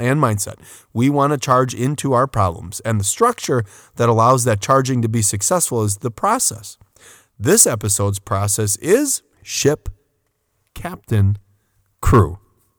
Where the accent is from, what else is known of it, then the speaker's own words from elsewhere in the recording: Port Washington, Wisconsin, United States; a city overlooking Lake Michigan, my hometown of Port Washington.